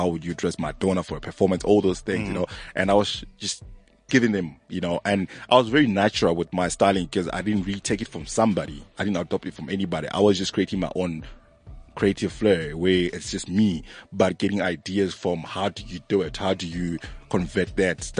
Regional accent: Zimbabwe; now in South Africa; I'm from Zim.

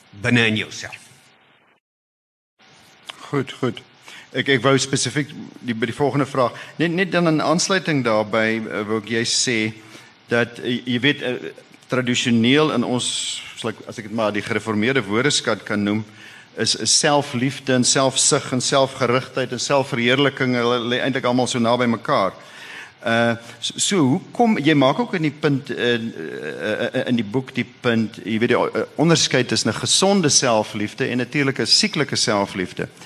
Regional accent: Free State, South Africa; Nou daar waar ek vandaan kom in die Vrystaat en met die Heidelbergse Katekismes is ons geleer ons hooftaak is om God en die naaste te dien.

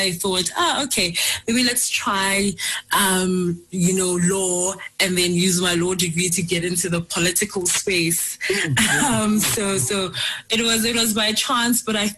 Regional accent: Johannesburg, Gauteng, South Africa; I was born on the 10th of March, 1992, born and bred in Johannesburg.

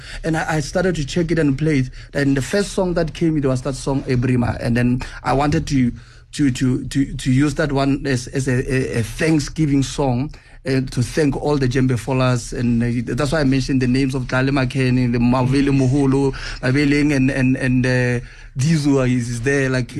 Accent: South Africa; I'm from South Africa

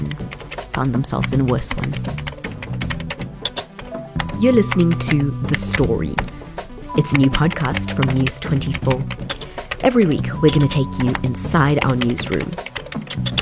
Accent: Durban, KwaZulu-Natal, South Africa; now in Johannesburg, South Africa; if you grew up in Durban like I did

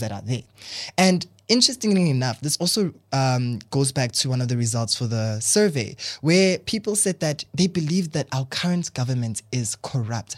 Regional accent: South Africa; I'm South African

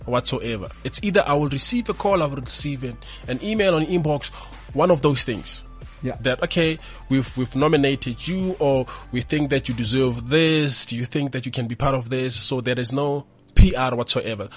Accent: Pretoria, Gauteng, South Africa; also born or lived in Limpopo; I was born in a rural village in Limpopo, even though I grew up in Pretoria in Mamelodi

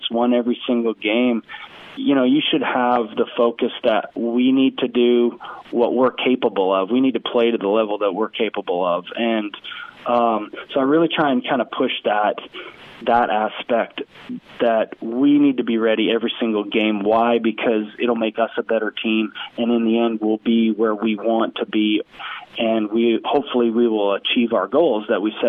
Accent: West Coast Canada, Canada; now in Cookeville, United States; I grew up in West Coast Canada

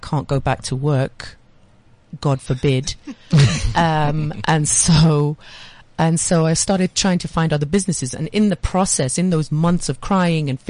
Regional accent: Nigeria; also born or lived in London, United Kingdom; now in South Africa; I'm half Nigerian and I'd spent my formative years in Nigeria secondary school.

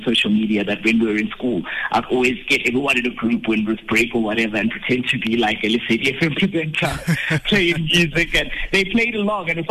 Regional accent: Bethlehem, Free State, South Africa; now in Johannesburg, South Africa; grew up in Bethlehem, in the Free State

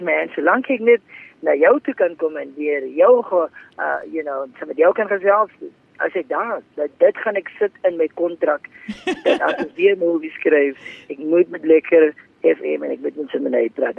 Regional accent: Paarl, Western Cape, South Africa; Ek uh, is gebore en getoe in die Parel

